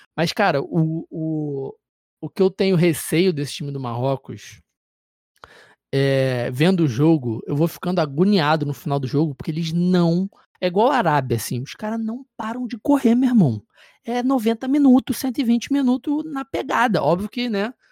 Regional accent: Brazil; enquanto brasileiro

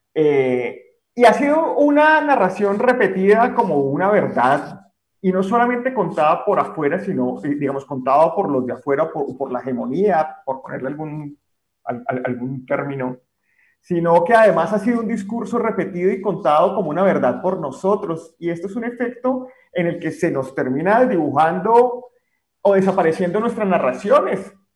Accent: Colombia; como colombianos

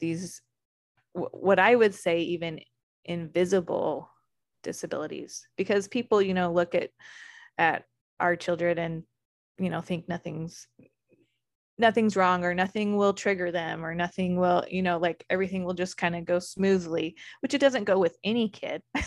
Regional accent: Arizona, United States; I grew up in Arizona

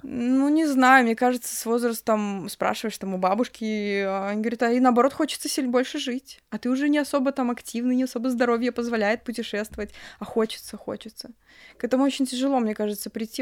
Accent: Grodno, Grodno Region, Belarus; Я вообще сама из Гродно, это все Гродненские университеты

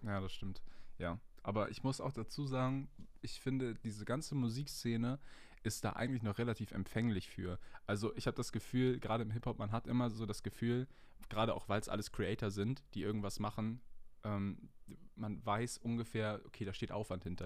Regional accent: Hamburg, Germany; Ich bin 20 Jahre alt und ich komme aus Nähe Hamburg

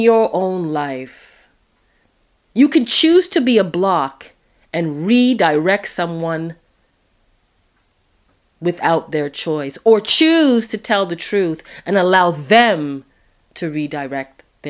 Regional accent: Toronto, Ontario, Canada; do I remember Sundays at Epworth in Toronto, Canada, and Scarborough

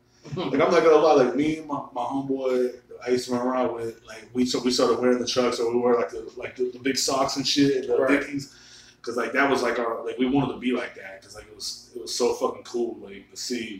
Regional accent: Marble Falls, Texas, United States; moved away as an adult; my hometown, like, Marble Falls, a small town

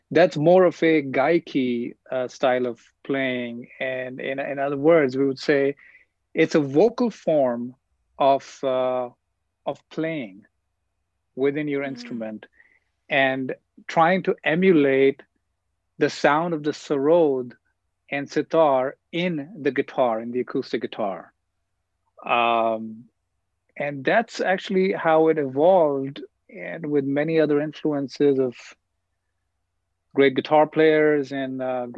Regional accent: New Delhi, Delhi, India; now in Queens, United States; So I grew up in New Delhi, India. And then I grew up in Queens, New York.

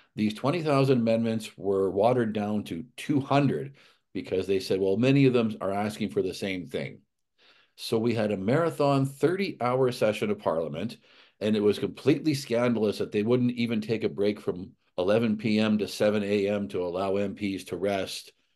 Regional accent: Alberta, Canada; moved away; I grew up in Alberta

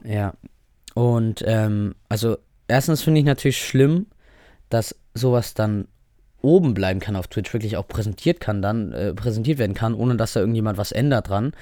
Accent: Germany; Offensichtlich liebe ich das Land, in dem ich hier aufgewachsen, geboren bin

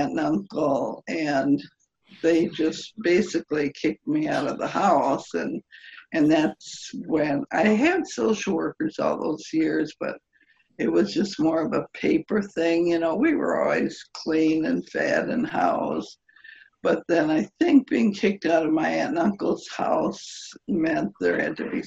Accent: Milwaukee, Wisconsin, United States; In Milwaukee

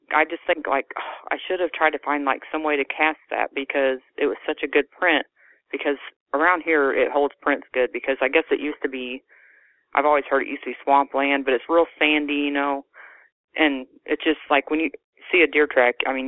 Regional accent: Illinois, United States; now in Naylor, Missouri, United States; I was born in Illinois

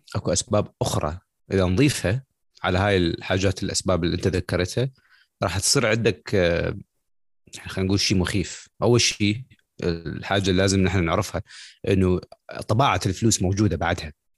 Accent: Iraq; now in United States; انا كعراقي

